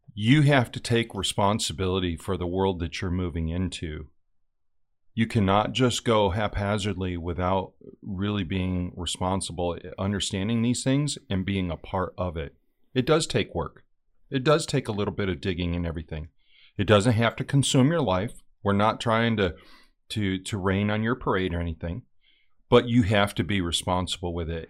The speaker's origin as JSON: {"language": "English", "region": "Western New York", "country": "United States", "tie": "born or raised there", "said": "I came from Western New York."}